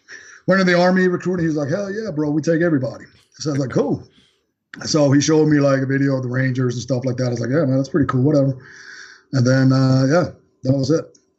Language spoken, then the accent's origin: English; Copenhagen, Capital Region of Denmark, Denmark; English is a second language; moved away as an adult; also born or lived in Thailand; now in United States; I'm born and raised in Denmark, Copenhagen, Denmark. Long story short, I went to the Far East. I fought Thai boxing out there for 3 years. Came to the States to go to school